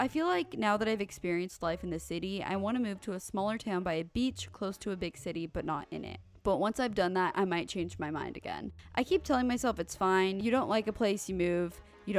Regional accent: Italy; I'm from Italy, but I consider myself a citizen of the world since I love exploring new countries. I speak 8 languages and I've lived in 7 different countries in the past 16 years.

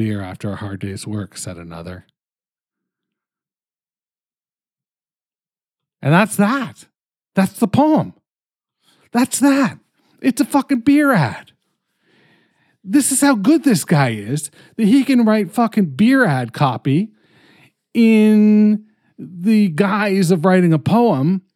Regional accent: Canada; I'm fucking Canadian

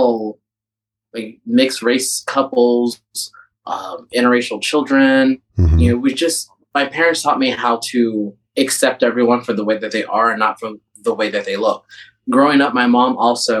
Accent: Midwest, United States; I grew up in the Midwest

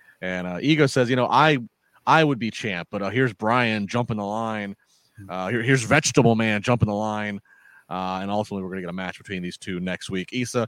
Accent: Maryland, United States; Growing up in the 90s, I was in Maryland

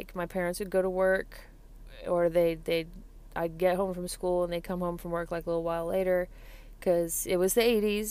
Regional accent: Colorado, United States; I'm from Colorado

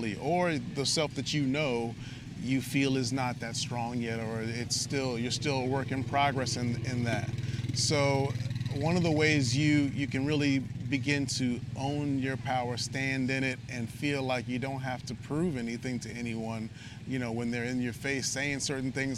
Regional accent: New York, United States; we're from New York

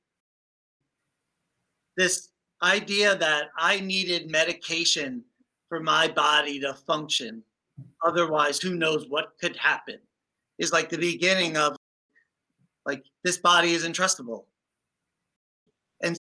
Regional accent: New York City, New York, United States; I grew up in the Bronx.

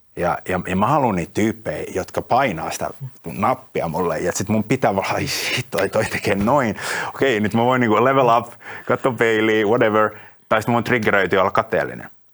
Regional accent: Finland

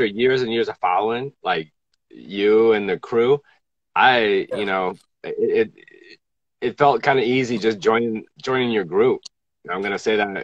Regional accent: New Jersey, United States; now in Oakland, United States; I'm from Jersey originally

